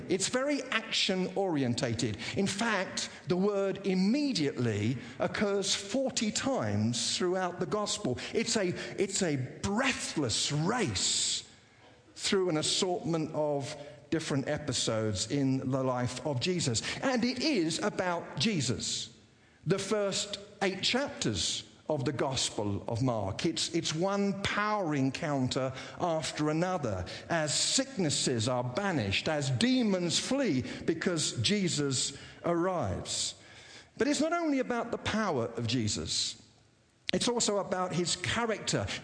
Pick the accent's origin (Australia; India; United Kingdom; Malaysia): United Kingdom; England; moved away as an adult; now in United States; growing up in uh, England